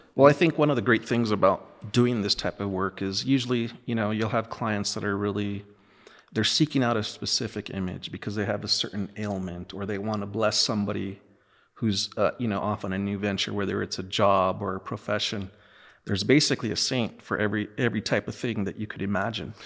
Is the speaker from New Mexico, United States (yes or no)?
yes; Los Lunas, New Mexico, United States; I'm from Los Lunas, New Mexico.